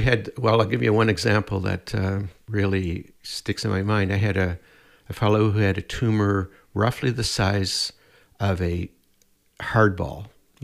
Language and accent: English; Prince Edward Island, Canada; born there; now in Edmonton, Canada; I was born in Prince Edward Island, but I've been in Edmonton for the last 50 years.